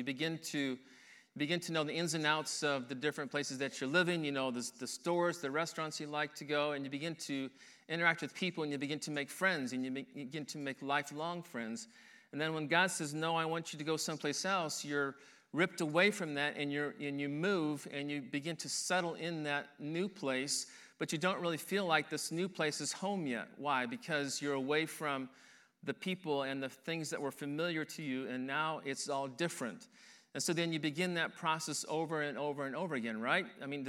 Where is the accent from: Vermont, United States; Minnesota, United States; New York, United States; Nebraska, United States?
Nebraska, United States; Henderson; born there; also born or lived in Denver, Colorado / Detroit, Michigan; I was born in Henderson, Nebraska. And then from that point, at the age of 2, my family moved to Denver, Colorado, and we lived there for a little over a year, I believe. From that point, we moved to Detroit, Michigan